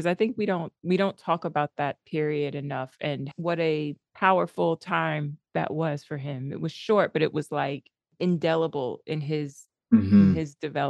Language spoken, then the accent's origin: English; New York City, New York, United States; I'm from the Bronx.